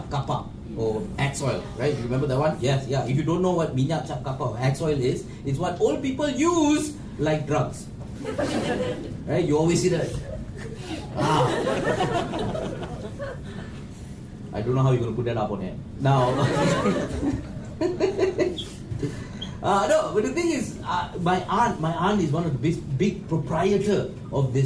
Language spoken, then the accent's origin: English; Malaysia; I, as a Malaysian Indian